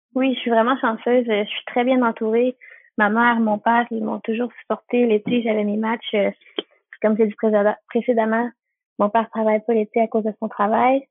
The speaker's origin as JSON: {"language": "French", "town": "Repentigny", "region": "Quebec", "country": "Canada", "said": "Dans ma région, moi, je suis de la Nodière, euh, plus précisément à Repentigny"}